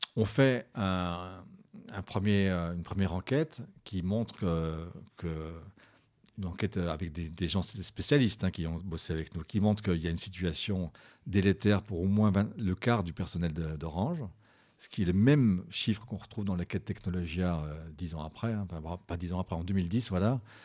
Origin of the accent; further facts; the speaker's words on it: Belfort, Bourgogne-Franche-Comté, France; je suis de Belfort